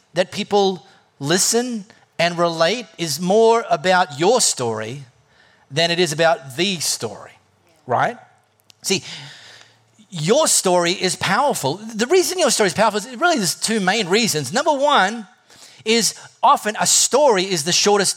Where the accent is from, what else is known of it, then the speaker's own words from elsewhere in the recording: High Wycombe, South East England, United Kingdom; I was raised in High Wycombe, in a family, in a Catholic family